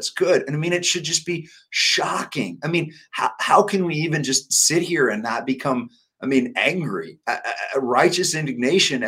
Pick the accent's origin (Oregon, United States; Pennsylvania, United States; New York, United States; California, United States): Oregon, United States; I was born in Oregon. I still have family and relatives in Oregon